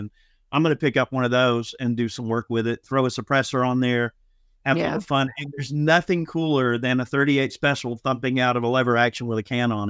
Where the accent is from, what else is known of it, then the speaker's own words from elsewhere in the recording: Georgia, United States; I'm from Georgia.